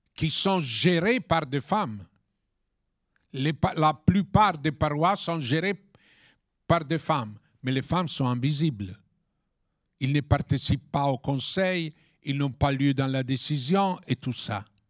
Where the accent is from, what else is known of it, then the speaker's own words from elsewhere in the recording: Italy; French is a second language; also born or lived in Paris; en tant qu'Européenne, en tant qu'Italienne et en tant que catholique